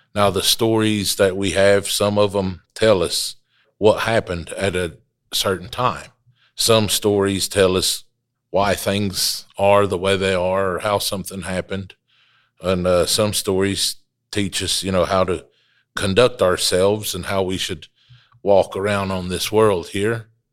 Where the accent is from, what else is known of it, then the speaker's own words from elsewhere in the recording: Wolftown, Qualla Boundary, North Carolina, United States; I come to you from the Wolf Town section of the mother town